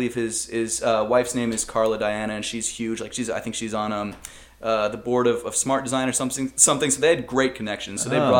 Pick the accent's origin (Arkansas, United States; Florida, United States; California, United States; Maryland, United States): Maryland, United States; Baltimore; Oh, Maryland. Baltimore, okay. Maryland, yeah.